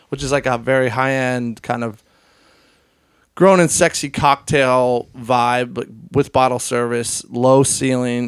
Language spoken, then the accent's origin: English; Hershey, Pennsylvania, United States; I grew up in Hershey